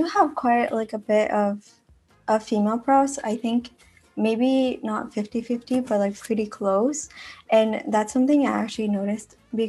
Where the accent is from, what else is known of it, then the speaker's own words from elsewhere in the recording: Mexico; also born or lived in Texas, United States; now in Toronto, Canada; I am from Mexico, like I was born and bred there.